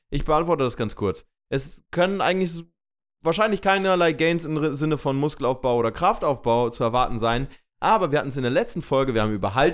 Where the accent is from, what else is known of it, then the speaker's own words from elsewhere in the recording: Hamburg, Germany; ihr wisst, wir kommen aus Hamburg und hier kann Hagel auch mal ruhig zwei Tage dauern.